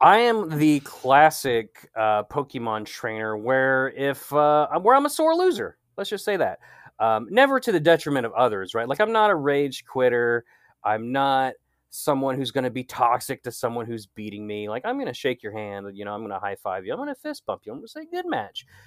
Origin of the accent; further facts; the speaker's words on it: United States; I'm from America